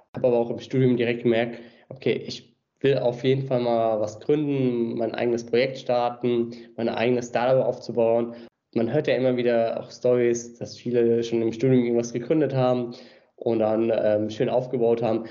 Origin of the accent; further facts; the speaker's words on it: Mainz, Rhineland-Palatinate, Germany; also born or lived in Australia; Geboren und aufgewachsen. Mainz ist meine Heimatstadt